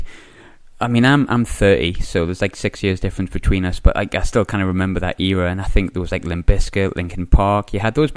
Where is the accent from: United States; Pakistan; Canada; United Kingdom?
United Kingdom; Sunderland, North East England; moved away; I'm from Sunderland originally